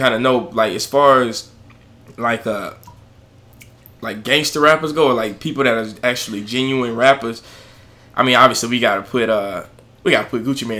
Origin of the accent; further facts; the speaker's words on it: United States; Growing up in the United States, like, in …, ….